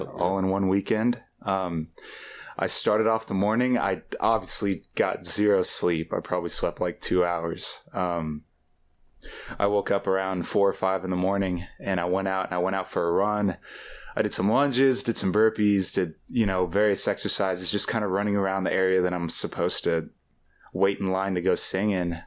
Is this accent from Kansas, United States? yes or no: yes; Topeka, Kansas, United States; I grew up with a generation that, um, that thought that leaving Topeka was a solution